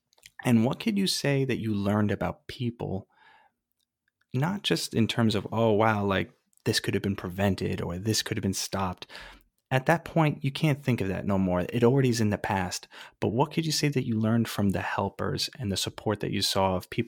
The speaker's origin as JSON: {"language": "English", "region": "East Coast", "country": "United States", "tie": "born or raised there", "also_born_or_lived": "Ridgecrest, California", "moved": "yes", "said": "I grew up on the East Coast, so I never felt an earthquake before"}